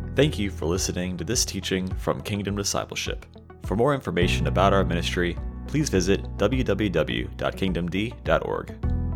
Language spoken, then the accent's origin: English; Texas, United States; I'm a Texan down here